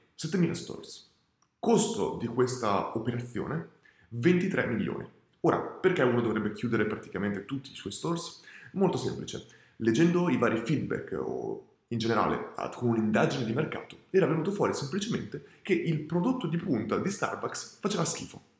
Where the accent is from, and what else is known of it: Italy; also born or lived in Australia